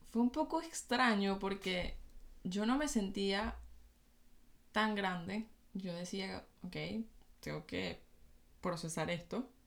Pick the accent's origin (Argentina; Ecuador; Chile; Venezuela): Venezuela; Valencia, Carabobo; moved away as an adult; also born or lived in Caracas, Venezuela; nací en Caracas, viví en Valencia